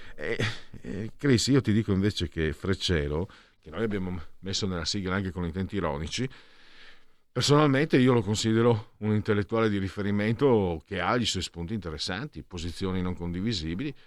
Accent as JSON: {"language": "Italian", "region": "Friuli-Venezia Giulia", "country": "Italy", "said": "vengo dal Friuli, magari non ho l'accento giusto"}